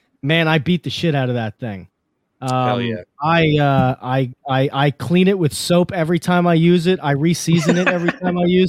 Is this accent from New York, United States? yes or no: yes; New York, United States; I'm from New York